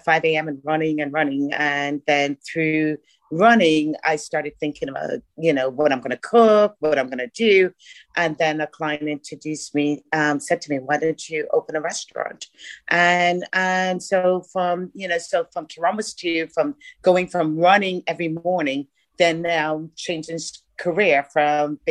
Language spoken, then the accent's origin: English; Bahamas; moved away; also born or lived in Ireland; I'm actually from the Bahamas